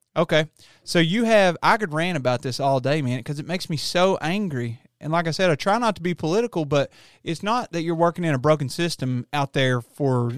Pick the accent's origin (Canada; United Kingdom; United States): United States; Appalachia; the way I was raised in Appalachia, you know, you're in the mountains